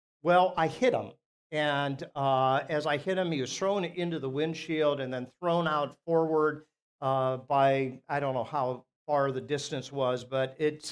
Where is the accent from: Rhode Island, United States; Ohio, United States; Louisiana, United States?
Ohio, United States; Akron; Where I grew up in Akron, there was a church two doors up